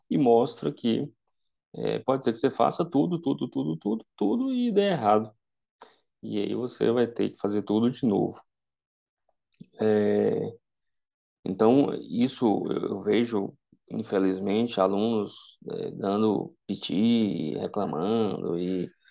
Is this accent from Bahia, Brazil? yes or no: yes; Vitória da Conquista, Bahia, Brazil; moved away; ir para a minha cidade natal, para Vitória da Conquista